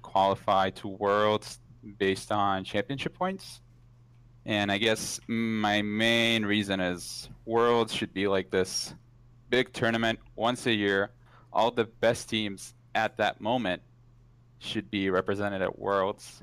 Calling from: Redmond, Washington, United States; Calling from Redmond, Washington

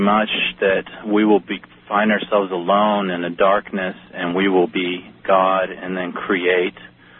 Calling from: Austin, Texas, United States; I'm calling from Austin, Texas.

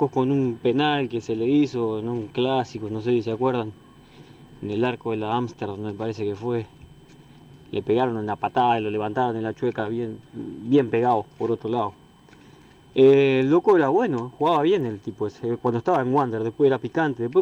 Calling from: Ciudad de la Costa, Canelones, Uruguay

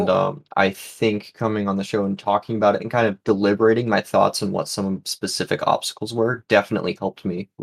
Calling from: New England, United States; From New England. And New England.

